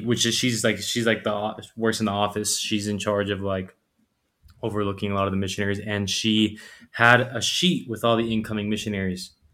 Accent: Fort Lauderdale, Florida, United States; 23 uh, from Fort Lauderdale, Florida, down south

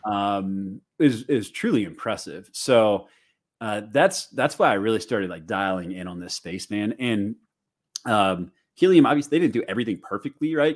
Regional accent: St. Louis, Missouri, United States; now in Chicago, United States; I'm from Saint Louis. I live in Chicago now

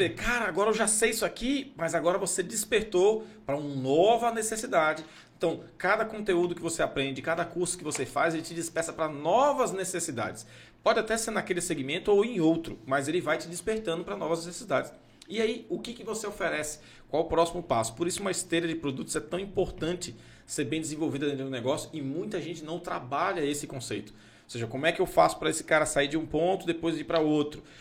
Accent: Anápolis, Goiás, Brazil; born there; não nasci em Anápolis, ah, Anápolis Goiás.

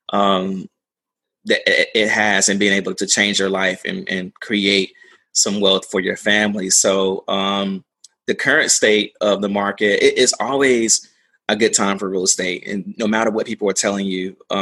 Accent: Durham, North Carolina, United States; also born or lived in Greensboro, North Carolina; I grew up in North Carolina, you know, originally from Durham, small, medium-sized town

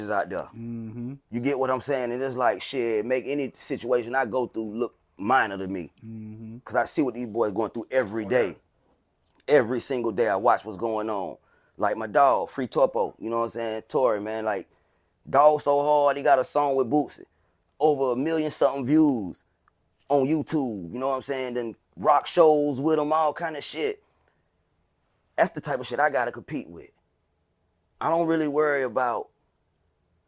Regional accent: Carolina, United States; now in Hinesville, United States; Ever since I moved to Georgia, I lived in Hinesville. Yeah. But where I come from, Carolina

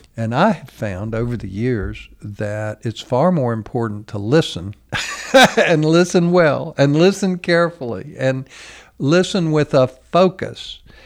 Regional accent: United States

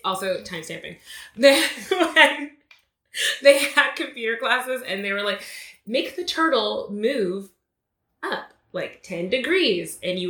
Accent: Texas, United States; We're also from Texas

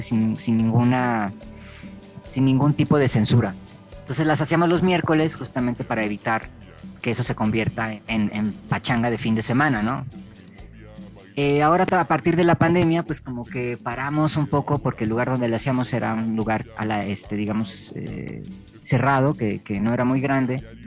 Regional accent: Mexico; Acá en México nos cuesta mucho trabajo mover la cadera

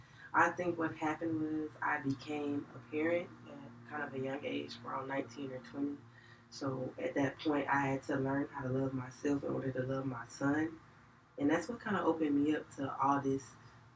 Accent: Atlanta, Georgia, United States; I'm from Atlanta, Georgia, y'all. I grew up in the West Side

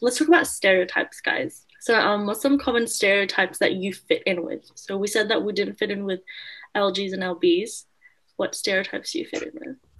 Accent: Australia; born or raised there; also born or lived in Philippines

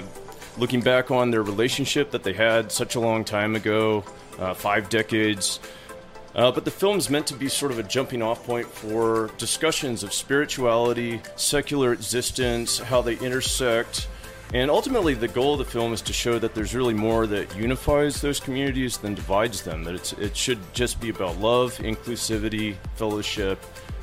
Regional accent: Lynchburg, Virginia, United States; But having been back in my hometown after all the traveling, it caused me to revisit a sort of theme that I hadn't thought about in years.

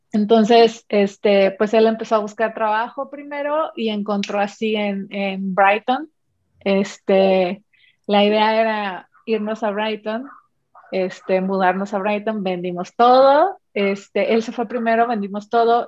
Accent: Mexico; soy mexicana

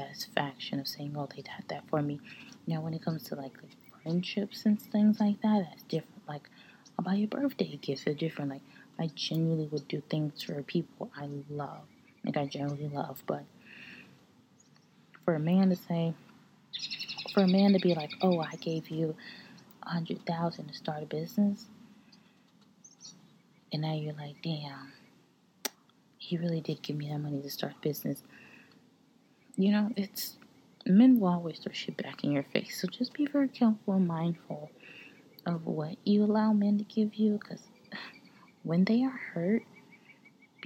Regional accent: United States; I was born in America

